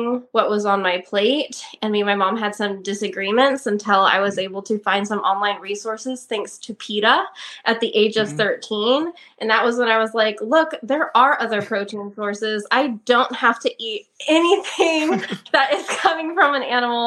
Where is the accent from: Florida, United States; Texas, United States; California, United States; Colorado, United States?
California, United States; Turlock; also born or lived in Ballico, California / Ceres, California; I was born in Turlock. I lived there till I was about 11 years old, and my family up and moved to a almond ranch in Balico